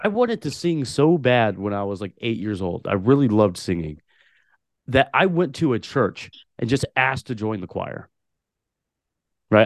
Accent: Portland, Oregon, United States; also born or lived in Tulare, California; when I was three years old, moved to Portland, Oregon, and grew up in the city of Portland, Oregon my entire life

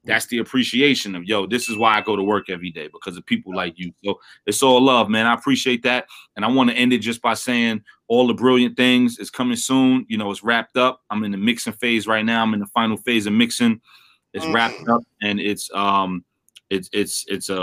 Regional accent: New York City, New York, United States; I'm from Brooklyn

